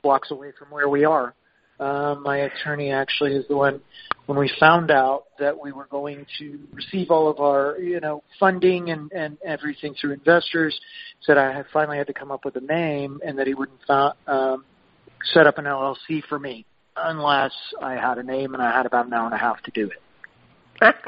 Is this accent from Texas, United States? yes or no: yes; Lubbock, Texas, United States; moved away as an adult; also born or lived in Santa Fe, New Mexico; I was born and raised in Lubbock, Texas.